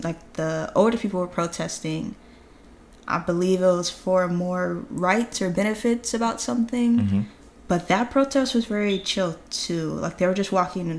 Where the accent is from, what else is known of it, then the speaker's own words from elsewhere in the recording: United States; I'm from America